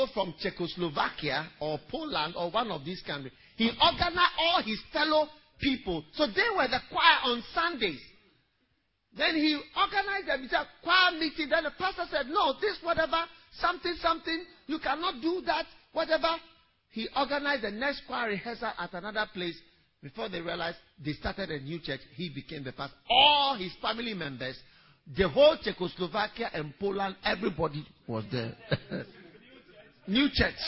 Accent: Ghana; also born or lived in Switzerland; exactly half Swiss as I am half Ghanaian

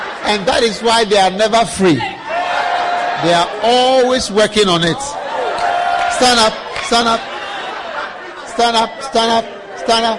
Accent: Ghana; I'm predestined to be in Ghana and from Ghana

